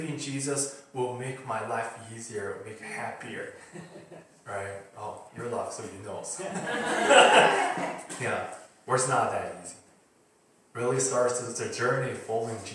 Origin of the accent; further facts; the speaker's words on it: China; moved away; I'm from China